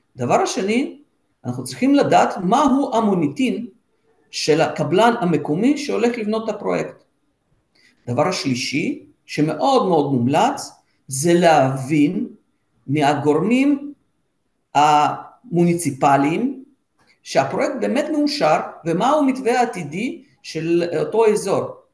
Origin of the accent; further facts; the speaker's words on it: Israel; now in Sofia, Bulgaria; אנחנו, עם ישראל